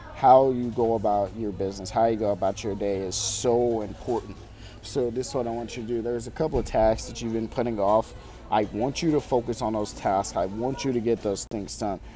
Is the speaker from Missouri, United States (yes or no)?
yes; Farmington, Missouri, United States; I'm at Panera Bread Company in my hometown of Farmington, Missouri